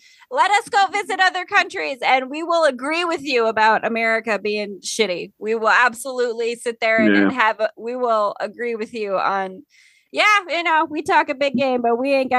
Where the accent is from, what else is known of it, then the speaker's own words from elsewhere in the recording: South Dakota, United States; also born or lived in Minnesota; I'm not shitting on my home state.